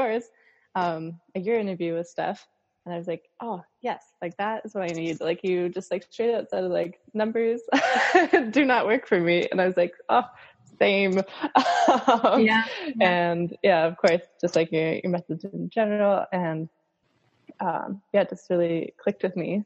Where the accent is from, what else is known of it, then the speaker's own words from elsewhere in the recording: Minnesota, United States; I'm from Minnesota